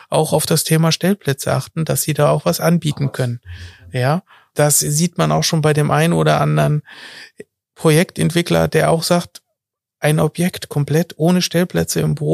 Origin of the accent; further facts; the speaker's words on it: Hesse, Germany; ich komme auch, wie gesagt, aus der Wetterau